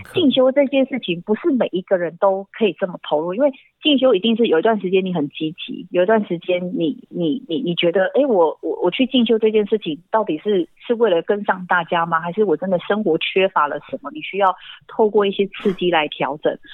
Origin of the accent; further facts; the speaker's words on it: Dulan tribal village, Taitung County, Taiwan; also born or lived in Taipei / Hsinchu; 我在部落长大嘛